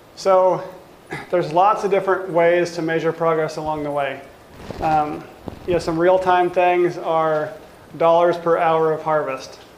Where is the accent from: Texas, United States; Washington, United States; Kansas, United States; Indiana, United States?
Washington, United States; now in South Dakota, United States; we grew up in Washington and we had plenty of access to organic fruit.